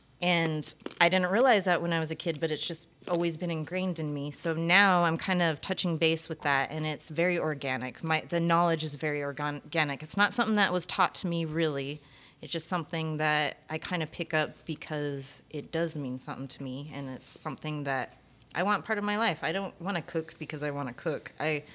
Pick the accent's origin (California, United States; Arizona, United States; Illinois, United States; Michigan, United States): Arizona, United States; I'm from Arizona